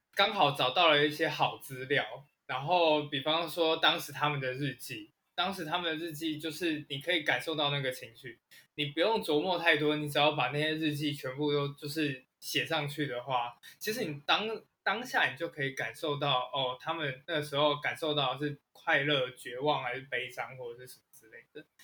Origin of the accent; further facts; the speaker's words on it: Taiwan; 我们台湾人